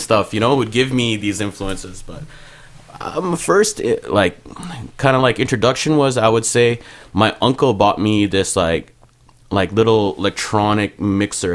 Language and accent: English; Mississauga, Ontario, Canada; first language Punjabi; also born or lived in Montreal, Quebec; now in Brampton, Canada; I grew up in Malton, but in high school, I lived in Malton. Got into a little bit of trouble in high school, so I went to school in Brampton, but lived in Malton.